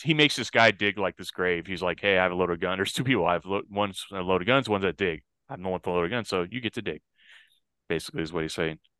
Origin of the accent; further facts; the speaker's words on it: El Paso, Texas, United States; in my hometown